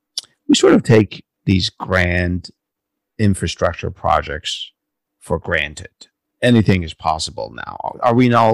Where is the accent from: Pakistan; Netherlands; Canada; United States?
United States; California; I grew up in the San Francisco Bay Area, and as a kid, I used to walk on the bridge, and later as an adult, jog on it.